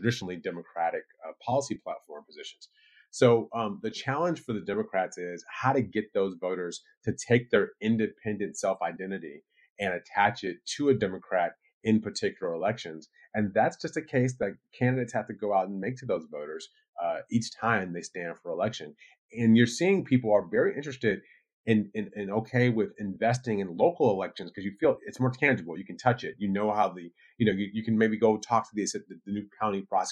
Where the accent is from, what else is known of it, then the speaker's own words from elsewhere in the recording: Michigan, United States; my home state of Michigan